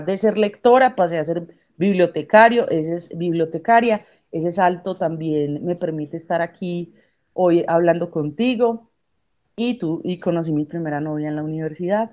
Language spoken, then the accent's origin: Spanish; Colombia; also born or lived in Medellín; ministra de Economía en mi país